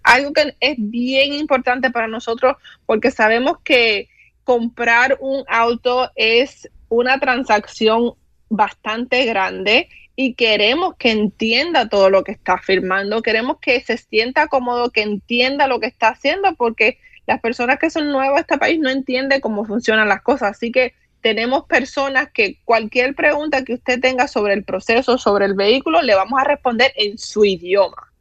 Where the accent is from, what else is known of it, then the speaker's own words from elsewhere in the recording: Cuba; now in United States; yo soy cubana